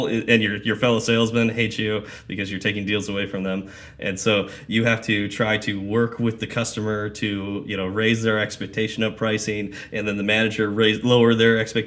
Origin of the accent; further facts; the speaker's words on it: Lancaster or Palmdale, California, United States; moved away as an adult; also born or lived in Fresno, California / Wichita, Kansas / Las Cruces, New Mexico; I grew up in Lancaster or Palmdale, went to Fresno State for 3